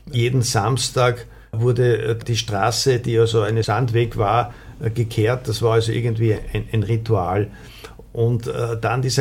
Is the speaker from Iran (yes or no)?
no; Windhag, Lower Austria, Austria; ich bin in Windhag aufgewachsen und das war also einfach diese Nachkriegszeit